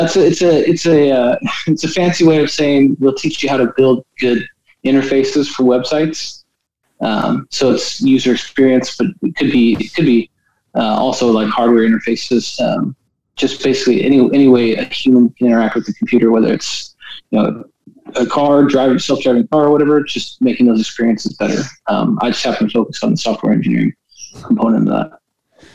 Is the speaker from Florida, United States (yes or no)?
no; Redding, California, United States; moved away as an adult; also born or lived in Orange, California / Houston, Texas / Indiana / Utah; now in North Carolina, United States; I was born in Northern California, um, grew up in Northern California